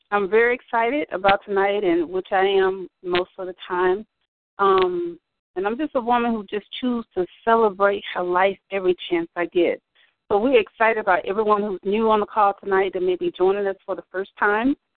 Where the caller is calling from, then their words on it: Stockbridge, Georgia, United States; I'm calling from Stockbridge, Georgia, which is just a little few minutes south of Atlanta